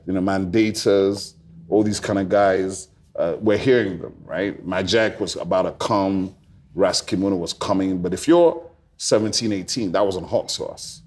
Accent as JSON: {"language": "English", "town": "Onitsha", "region": "Anambra", "country": "Nigeria", "said": "my father's from Onitsha, I'm from Onitsha"}